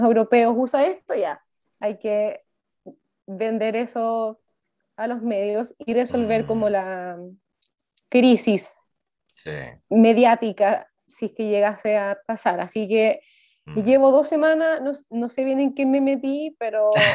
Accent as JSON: {"language": "Spanish", "town": "Viña del Mar", "region": "Valparaíso", "country": "Chile", "moved": "as an adult", "lives_now": "Santiago, Chile", "said": "soy de Viña del mar originalmente, pero ahora mm. estoy en Santiago"}